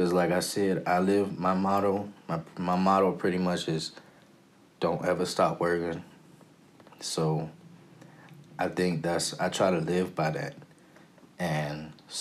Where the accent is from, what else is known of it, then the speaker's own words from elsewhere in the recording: Prince George's County, Maryland, United States; also born or lived in Washington, D.C.; I am from PG County, Maryland. Born and raised. Well, actually, I was born in D.C., raised in PG County.